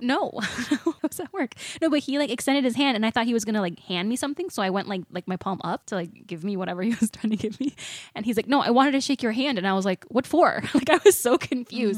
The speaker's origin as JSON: {"language": "English", "area": "Walworth County", "region": "Wisconsin", "country": "United States", "tie": "born or raised there", "said": "I grew up in Wisconsin, like in Walworth County"}